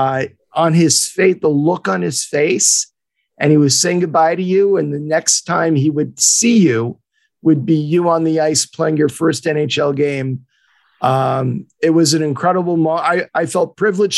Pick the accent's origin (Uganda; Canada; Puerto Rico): Canada; Laval, Quebec; the town where I was born and raised in Montreal, near Carrefour-Laval.